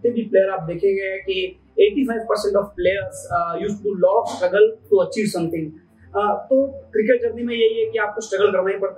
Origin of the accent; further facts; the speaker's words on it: Banswara, Rajasthan, India; born there; मेरे great grand father Congress के एक लीडर थे बासवाड़ा में आ, उनके घर में मेरा पैदा हुआ हूँ नाइनटीन में